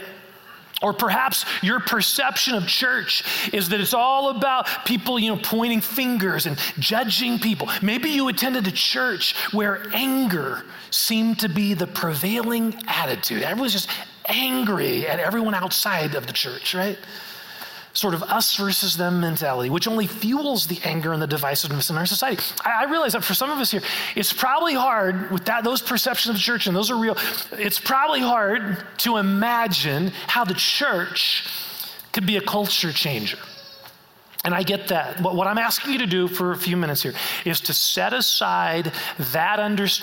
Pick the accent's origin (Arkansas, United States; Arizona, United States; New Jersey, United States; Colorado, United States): Colorado, United States; we're from Colorado